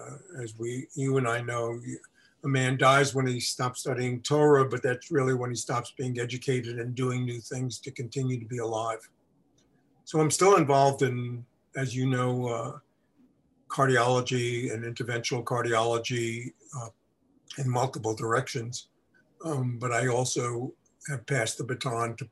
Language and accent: English; New York, United States; moved away; also born or lived in Milwaukee; I grew up in New York and Brooklyn, there were no horses